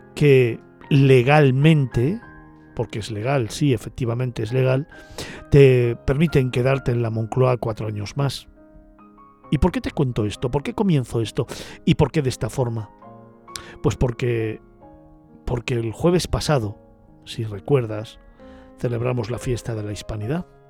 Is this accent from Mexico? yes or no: no; Spain